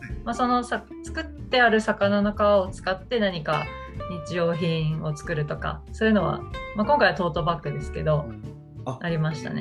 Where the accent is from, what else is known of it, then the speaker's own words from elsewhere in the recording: Toyama, Japan; 富山 生まれ、富山育ちの、えー、自称富山オタク